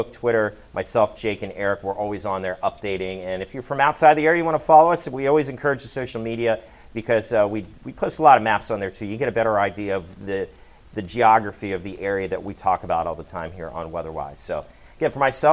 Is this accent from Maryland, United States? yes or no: yes; Rockville, Maryland, United States; now in Delmarva, United States; I'm from the Rockville area, Montgomery County